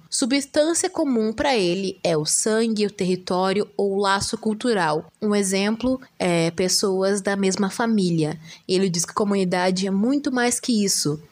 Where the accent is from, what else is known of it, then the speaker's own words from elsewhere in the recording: Bagé, Rio Grande do Sul, Brazil; eu sou do sul do estado, sou de Bagé